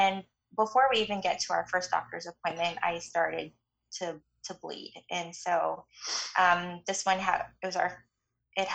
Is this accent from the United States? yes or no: no; Canada; moved away; I'm Canadian, so my family's in Canada, and so I was, you know, anticipating that I would go home